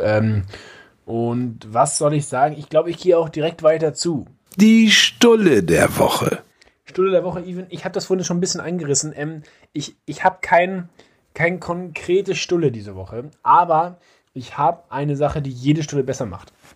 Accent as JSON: {"language": "German", "area": "home region of SV Todesfelde", "region": "Schleswig-Holstein", "country": "Germany", "tie": "born or raised there", "said": "ein, ein, Verein aus meiner Heimat, der SV Todesfelde"}